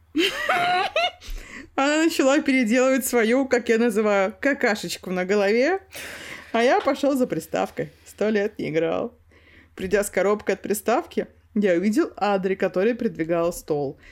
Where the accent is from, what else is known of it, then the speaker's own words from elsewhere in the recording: Yakutia, Sakha Republic, Russia; Мы оба из Якутии. У нас один язык.